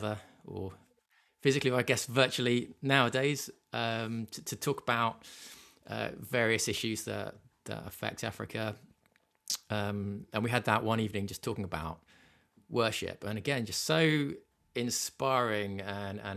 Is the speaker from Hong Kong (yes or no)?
no; England, United Kingdom; as an English person